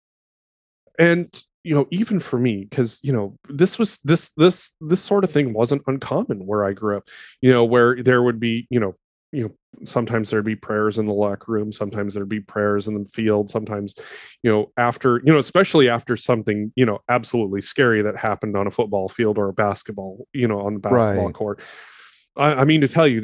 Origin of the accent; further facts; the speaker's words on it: Montana, United States; I grew up in the quote-unquote Bible Belt of Montana. You know, I grew up in a very rural